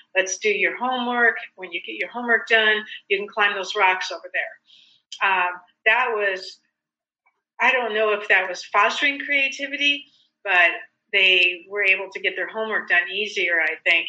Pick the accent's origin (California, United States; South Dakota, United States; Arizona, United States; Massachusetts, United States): South Dakota, United States; moved away; I grew up in South Dakota where I couldn't wait to leave.